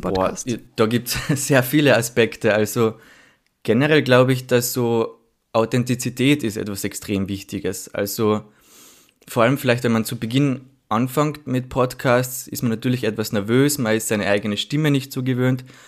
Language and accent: German; Villach, Carinthia, Austria; now in Vienna, Austria; ich komme aus Villach, also aus einer Stadt in Kärnten